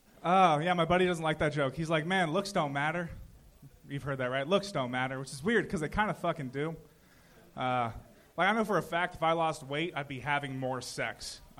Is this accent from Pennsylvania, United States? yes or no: no; Huntington Beach, California, United States; now in Burbank, United States; Orange County, originally.